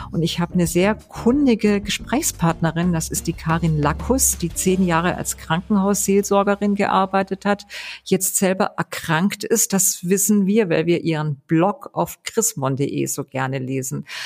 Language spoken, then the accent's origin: German; Weingarten, Baden-Württemberg, Germany; Ich komme ja aus Ravensburg-Weingarten und erfunden hat es einer aus Weingarten, also meine ja. Heimat